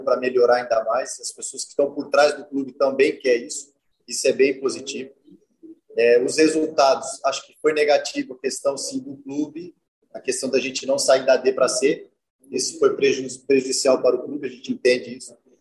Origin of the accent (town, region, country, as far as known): Brazil